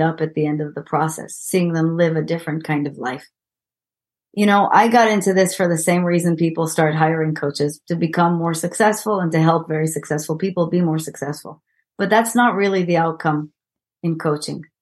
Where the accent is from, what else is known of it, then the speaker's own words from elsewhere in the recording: Israel; English is a second language; moved away; I'm an Israeli and as you might hear from my sexy accent